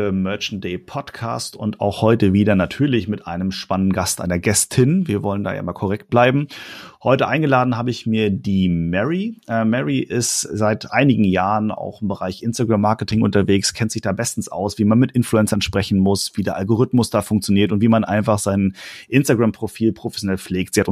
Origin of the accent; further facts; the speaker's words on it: Hamburg, Germany; du kommst aus Hamburg, ich komme aus Hamburg.